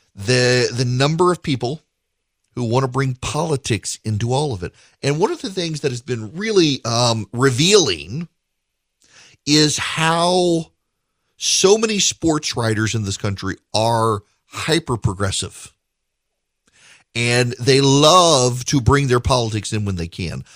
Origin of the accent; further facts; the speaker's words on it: Louisiana, United States; I grew up in Louisiana